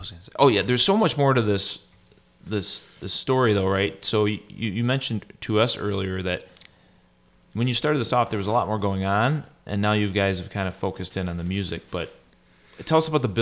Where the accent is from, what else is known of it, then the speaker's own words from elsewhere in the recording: Oxford, Michigan, United States; I grew up in Oxford